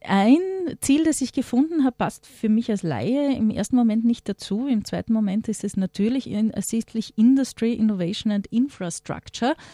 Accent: Austria; Bei uns in Österreich

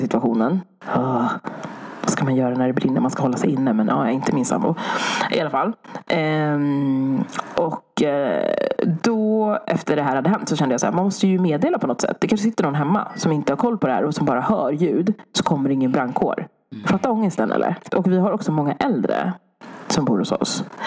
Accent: Sweden; jag född i Sverige

